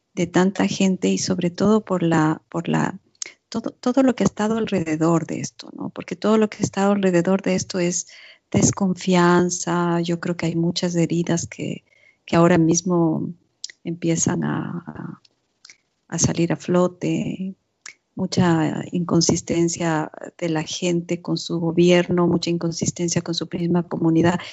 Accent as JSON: {"language": "Spanish", "country": "Ecuador", "also_born_or_lived": "Zurich, Switzerland", "moved": "yes", "lives_now": "Switzerland", "said": "en mi país, en Ecuador"}